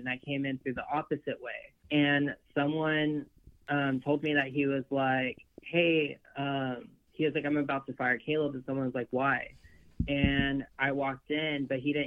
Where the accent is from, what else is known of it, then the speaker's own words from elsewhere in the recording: Texas, United States; I'm from Texas